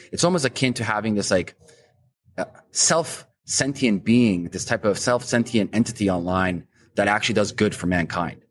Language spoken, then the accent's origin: English; Canada; as a Canadian